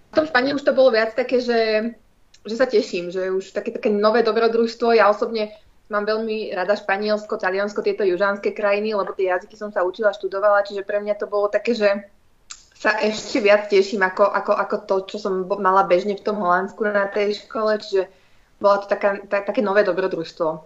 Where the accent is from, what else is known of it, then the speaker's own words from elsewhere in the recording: Trenčín, Trenčín Region, Slovakia; also born or lived in Netherlands; ja som z Trenčína